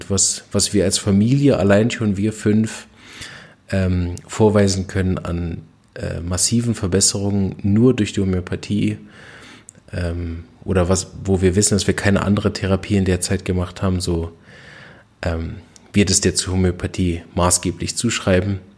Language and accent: German; Berlin, Germany; Ich bin aufgewachsen in Berlin und war als kleines Kind schon relativ früh ziemlich krank.